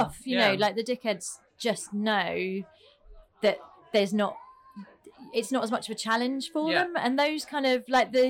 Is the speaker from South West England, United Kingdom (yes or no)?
no; Croydon, London, United Kingdom; also born or lived in Wallington; I was born in Croydon, South London, which I always say, a charming little fishing village.